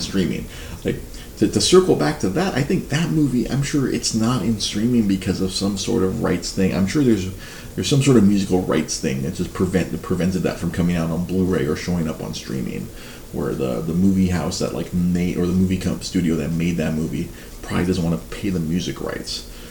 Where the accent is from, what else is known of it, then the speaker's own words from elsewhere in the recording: Los Angeles, California, United States; I was born in a hospital that no longer exists in East